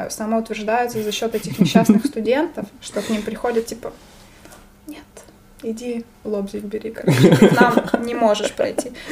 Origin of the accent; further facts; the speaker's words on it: Sumy Oblast, Ukraine; moved away as an adult; also born or lived in Kyiv; я из Сумской области, к Харькову ближе ехать.